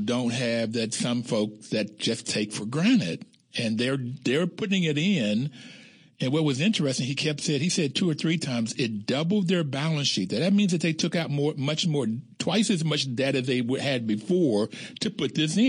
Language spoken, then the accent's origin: English; West Virginia, United States; I'm from West Virginia, and I know these small communities